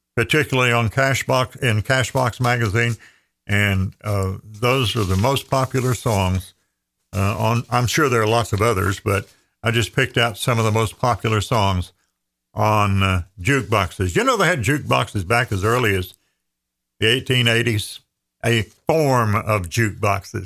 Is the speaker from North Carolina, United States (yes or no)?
yes; Andrews, North Carolina, United States; my hometown of Andrews, population twelve hundred